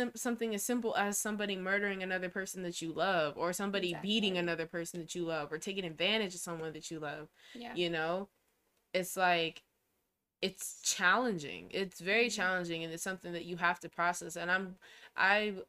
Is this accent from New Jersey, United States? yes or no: no; Denver, Colorado, United States; I was born at the Denver Hospital